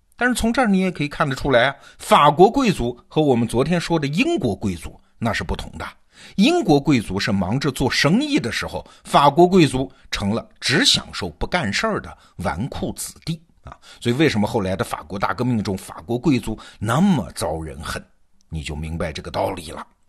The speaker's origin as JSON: {"language": "Chinese", "country": "China", "said": "我们中国人"}